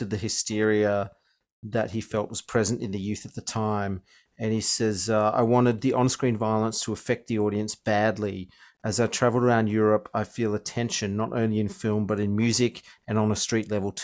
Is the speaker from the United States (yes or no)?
no; Australia; I was from Australia.